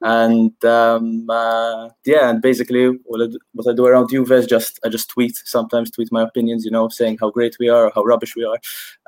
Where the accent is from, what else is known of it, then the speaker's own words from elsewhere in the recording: Malta; I'm 25 from Malta.